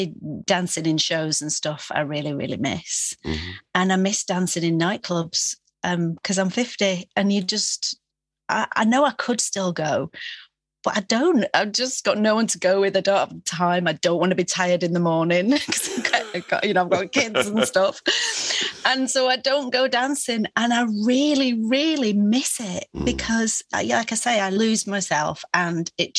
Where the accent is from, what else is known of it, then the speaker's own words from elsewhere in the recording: Manchester, North West England, United Kingdom; now in London, United Kingdom; growing up in Manchester, it was so full of the arts, music and theatre